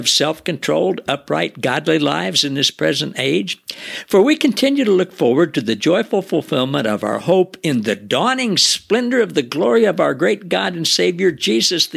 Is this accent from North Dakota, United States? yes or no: no; the Ozarks, Missouri, United States; I grew up down in the Ozarks in Missouri